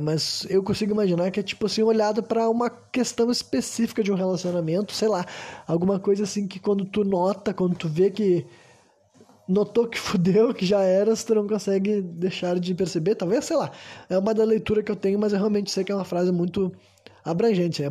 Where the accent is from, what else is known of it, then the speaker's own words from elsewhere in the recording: Brazil; Eu, enquanto brasileiro